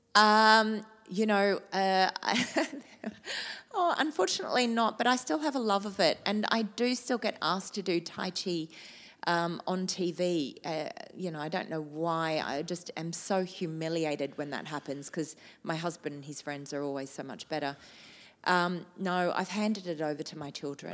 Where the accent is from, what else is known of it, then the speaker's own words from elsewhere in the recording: Australia; moved away as an adult; now in Shanghai, China; I am proudly Australian, living in one of the most amazing cities